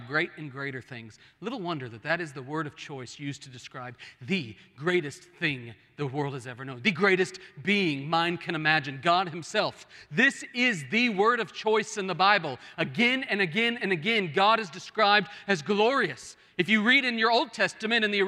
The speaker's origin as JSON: {"language": "English", "region": "Oklahoma", "country": "United States", "moved": "yes", "said": "I was from Oklahoma, where we have hills, and those hills are like 3 feet high."}